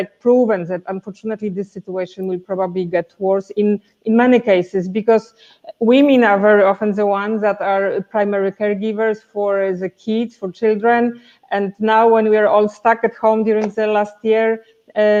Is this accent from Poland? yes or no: yes; Poland; moved away as an adult; I'm from Poland